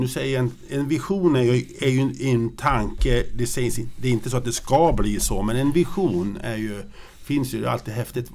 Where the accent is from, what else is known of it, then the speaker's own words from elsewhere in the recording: Grycksbo, Dalarna County, Sweden; jag är ju uppvuxen i Grycksbo